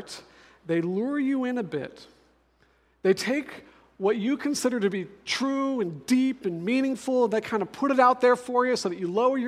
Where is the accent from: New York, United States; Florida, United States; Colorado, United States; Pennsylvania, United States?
Colorado, United States; Denver; now in Seattle, United States; I'm actually from Denver, so I'm a mountain boy myself